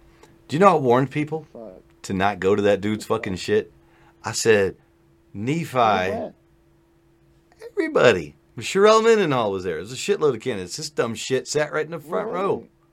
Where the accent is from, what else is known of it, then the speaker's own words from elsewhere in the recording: Afghanistan; You see, I'm somewhere in between because I am Afghani.